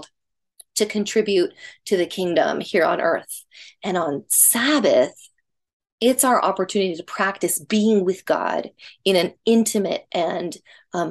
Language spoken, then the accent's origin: English; the South, United States; When I was little, I grew up in the South and we went to a Baptist church